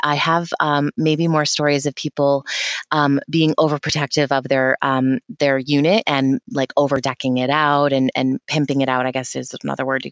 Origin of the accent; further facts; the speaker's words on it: New Hampshire, United States; I'm from New Hampshire